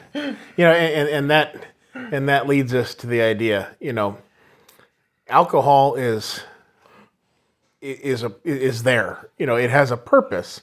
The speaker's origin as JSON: {"language": "English", "country": "United States", "said": "us Americans"}